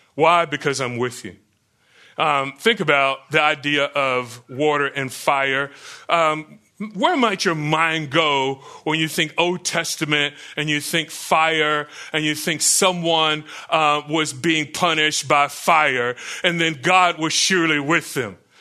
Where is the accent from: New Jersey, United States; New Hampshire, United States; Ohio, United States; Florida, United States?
Florida, United States; Growing up in Florida